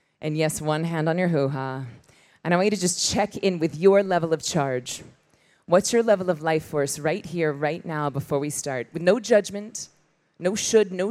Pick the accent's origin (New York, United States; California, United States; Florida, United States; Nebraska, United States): Florida, United States; Tallahassee; moved away; I was born in Tallahassee, Florida, which is 7 minutes from the Georgia line. And I grew up with a bunch of sweaty dudes in a church